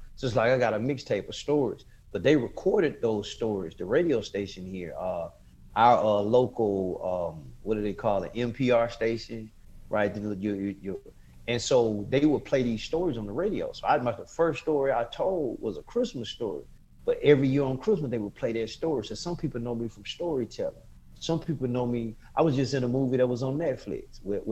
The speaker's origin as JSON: {"language": "English", "town": "Bessemer", "region": "Alabama", "country": "United States", "tie": "born or raised there", "also_born_or_lived": "Decatur, Alabama / Birmingham, Alabama", "said": "I grew up in Bessemer. My mom is from Bessemer. After my parents divorced, I moved to Bessemer from third grade on, graduated high school with Bessemer"}